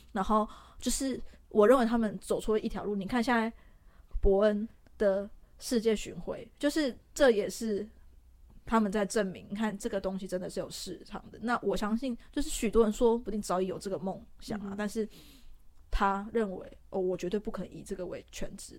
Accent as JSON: {"language": "Chinese", "country": "Taiwan", "said": "我们台湾人"}